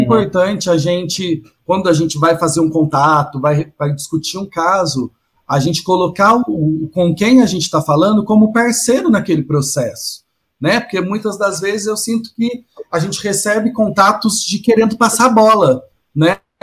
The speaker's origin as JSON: {"language": "Portuguese", "region": "Minas Gerais", "country": "Brazil", "moved": "yes", "lives_now": "São Paulo, Brazil", "said": "eu que venho de Minas, né? Não sou de, de São Paulo. Quando eu vim para São Paulo"}